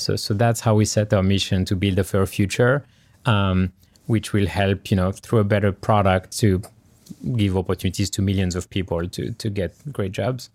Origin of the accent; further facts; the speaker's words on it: France; English is a second language; now in California, United States; I grew up in France, born and raised in France. Uh, you can hear through my accent